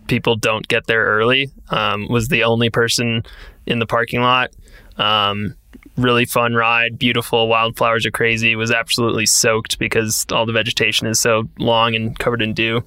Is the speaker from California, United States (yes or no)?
no; Wisconsin, United States; growing up in Wisconsin